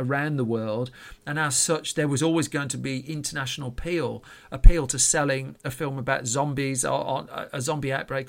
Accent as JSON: {"language": "English", "country": "United Kingdom", "said": "I'm British"}